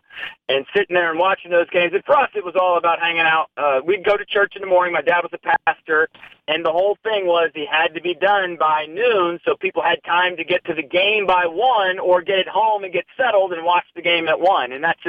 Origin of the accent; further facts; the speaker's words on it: Washington, District of Columbia, United States; also born or lived in Illinois; I mean, I grew up in the area. I mean, I was born in Illinois, but moved here when I was three